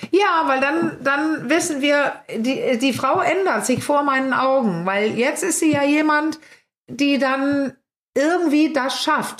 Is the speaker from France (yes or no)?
no; Denmark; now in Germany; ich als Dänin